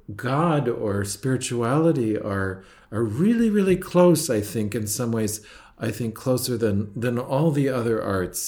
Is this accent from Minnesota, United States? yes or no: yes; Minnesota, United States; growing up in Minnesota